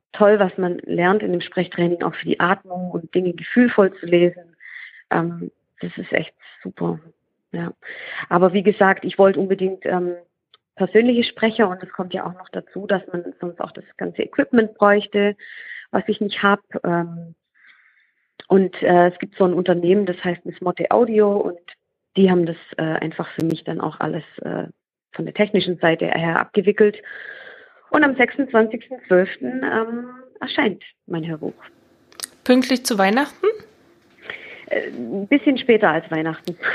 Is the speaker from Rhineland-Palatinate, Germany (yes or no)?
no; Baden-Württemberg, Germany; accent: Swabian; dass ich ähm, extremes Lampenfieber hatte und äh, auch wegen meinem schwäbischen Akzent äh, mich nicht so getraut habe, vor anderen zu lesen.